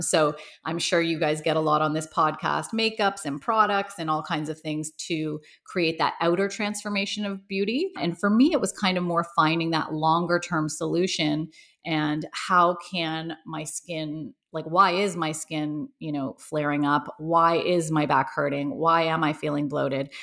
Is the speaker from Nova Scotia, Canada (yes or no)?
no; Toronto, Ontario, Canada; I grew up in Toronto, Canada